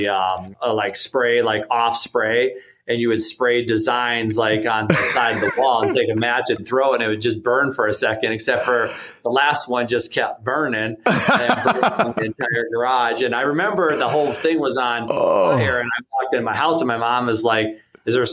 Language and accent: English; South Dakota, United States; I'm from South Dakota.